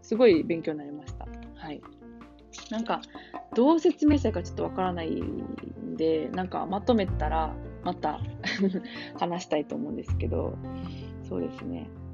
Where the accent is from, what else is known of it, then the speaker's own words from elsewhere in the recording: Kansai, Japan; 関西人としては